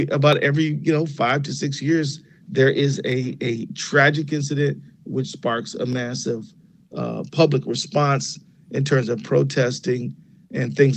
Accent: Detroit, Michigan, United States; now in Minnesota, United States; I was born and raised in Detroit.

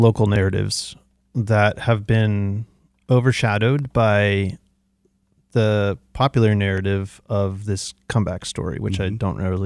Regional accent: outside of San Francisco, California, United States; moved away as an adult; now in Detroit, United States; when I was raised in California, my parents bought their house in 1984, way before the tech boom, outside of San Francisco

